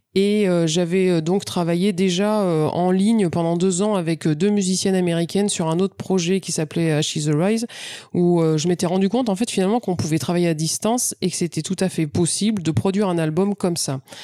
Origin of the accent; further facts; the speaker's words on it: France; je suis française